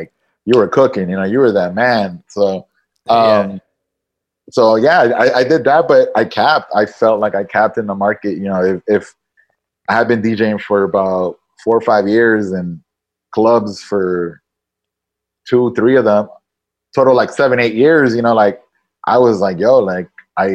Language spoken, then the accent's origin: English; Nicaragua; moved away as an adult; also born or lived in San Antonio, United States; now in Miami, United States; I grew up in Nicaragua. I went to high school in Nicaragua.